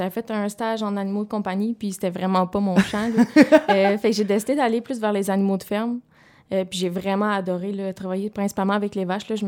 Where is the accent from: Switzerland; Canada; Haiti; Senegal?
Canada; Sherbrooke, Quebec; moi, je viens de Sherbrooke, mais j'habite complètement en ville. je viens zéro du milieu agricole.